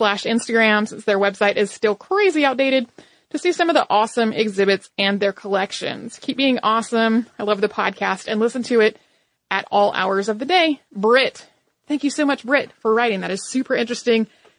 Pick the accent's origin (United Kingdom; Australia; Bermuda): Bermuda; I grew up in Bermuda and spent a lot of time at the museum